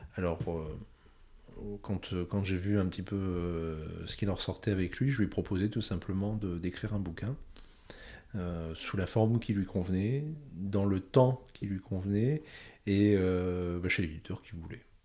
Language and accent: French; northern France, France; moved away as an adult; je suis retourné euh, chez moi dans le Grand Nord de la France, chez mes parents.